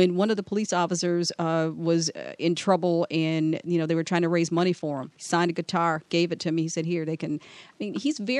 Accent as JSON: {"language": "English", "town": "Detroit", "region": "Michigan", "country": "United States", "tie": "born or raised there", "said": "My father was from the Middle East, and I grew up on the East Side"}